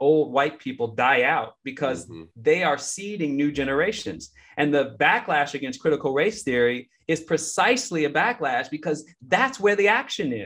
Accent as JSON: {"language": "English", "town": "Chicago", "region": "Illinois", "country": "United States", "tie": "born or raised there", "said": "where I grew up in Marquette Park on the south side of Chicago"}